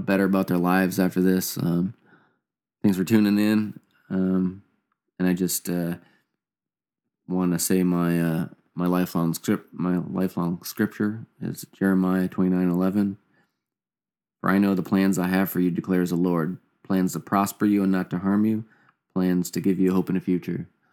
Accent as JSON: {"language": "English", "region": "Indiana", "country": "United States", "tie": "born or raised there", "also_born_or_lived": "Canada", "said": "me and my brother, mom and dad, and they moved, uh, moved down to Indiana when I was probably, like, a couple years old."}